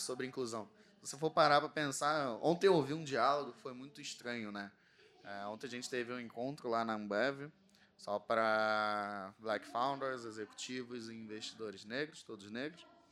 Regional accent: Rio de Janeiro, Brazil; accent: carioca; Vocês já entenderam pelo sotaque que eu sou do Rio de Janeiro. Eu vim de uma comunidade do Rio chamada Santa Maria

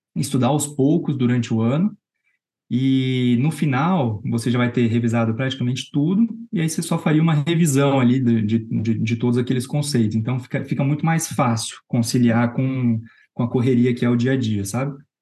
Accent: Londrina, Paraná, Brazil; moved away as an adult; now in São Paulo, Brazil; Eu sou de Londrina. Eu sou formado na Universidade Estadual de Londrina. Eu vim para São Paulo

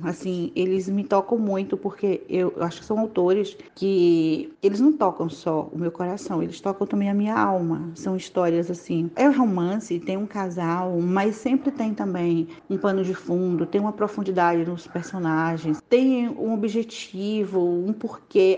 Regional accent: Juazeiro, Bahia, Brazil; Eu sou baiana da cidade de Juazeiro.

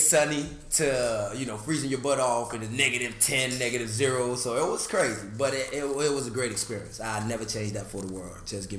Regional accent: Miami, Florida, United States; also born or lived in Michigan; I'm born and raised in Miami, Florida, out of the city of Little Haiti. Moved to North Miami Beach. I'm a Miamian, like she said, Miamian all the way. I've been in Miami damn near all my life.

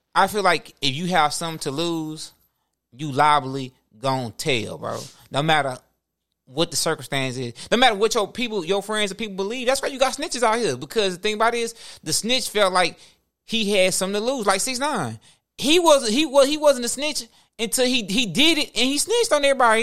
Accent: Houston, Texas, United States; We come from Houston.

